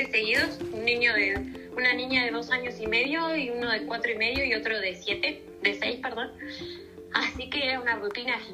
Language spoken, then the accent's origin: Spanish; Argentina; also born or lived in Vienna, Austria; digo, nosotros en Argentina, Uruguay tienes mucha relación con Europa, ¿no?